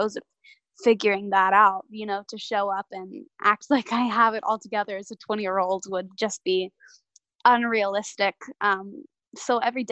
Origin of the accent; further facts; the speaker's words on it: Nashville, Tennessee, United States; born and raised in Nashville